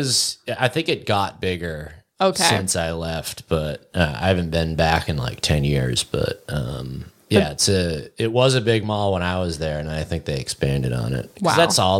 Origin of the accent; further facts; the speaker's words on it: Windham, New Hampshire, United States; I grew up at in Windham, New Hampshire